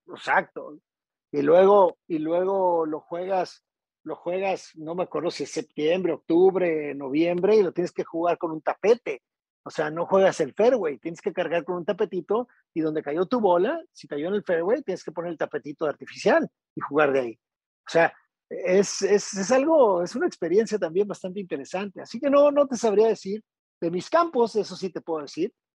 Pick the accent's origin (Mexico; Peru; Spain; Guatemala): Mexico; Tijuana, Baja California; also born or lived in Monterrey, Mexico; now in Puerto Vallarta, Mexico; soy norteño, soy de la ciudad de Tijuana